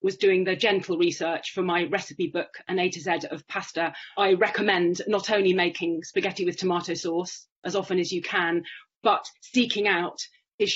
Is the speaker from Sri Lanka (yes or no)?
no; United Kingdom; now in Rome, Italy; I was born near London.